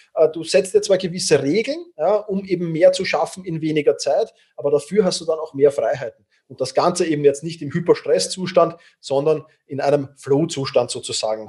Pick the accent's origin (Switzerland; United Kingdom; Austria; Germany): Austria; Vienna; ich bin halt doch Wiener und die Wiener sind manchmal Grantler